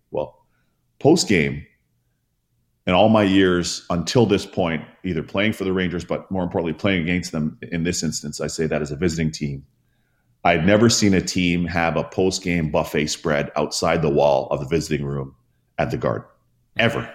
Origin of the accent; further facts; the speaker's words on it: Toronto, Ontario, Canada; since I was a young kid growing up in Toronto